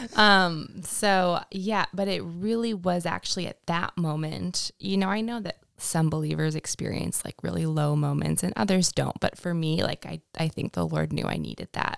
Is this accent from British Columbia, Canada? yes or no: no; Winnipeg, Manitoba, Canada; moved away as an adult; now in United States; I grew up in Winnipeg, Manitoba